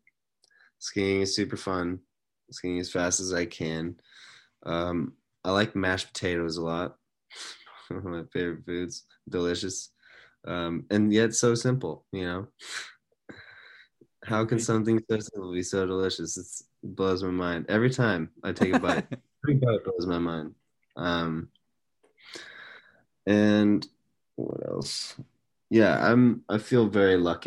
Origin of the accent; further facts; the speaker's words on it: Seattle, Washington, United States; moved away as an adult; also born or lived in China; now in Portland, United States; I was born in Seattle and went to elementary, middle school, high school in Seattle